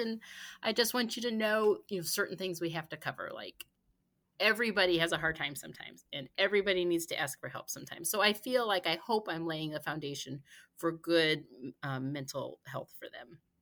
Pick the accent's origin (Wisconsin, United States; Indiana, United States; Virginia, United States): Indiana, United States; Gary; now in Lexington, United States; I'm originally from Gary, Indiana, but we've been here in Lexington since, well, since before our son